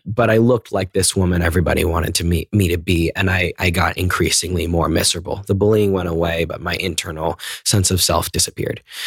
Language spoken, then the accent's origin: English; McLean, Virginia, United States; I grew up in McLean, Virginia, which is right outside of D C